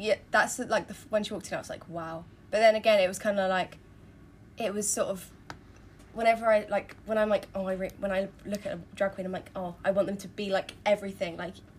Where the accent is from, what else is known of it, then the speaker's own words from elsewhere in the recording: Croydon, London, United Kingdom; I'm from Croydon